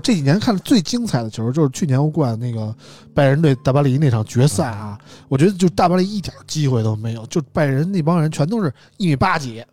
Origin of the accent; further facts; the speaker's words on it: Beijing, China; 大家知道我是北京人，喜欢国安